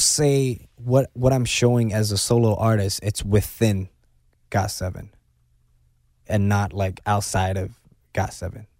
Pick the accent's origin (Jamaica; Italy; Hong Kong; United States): Hong Kong; I'm born and raised in China, Hong Kong, China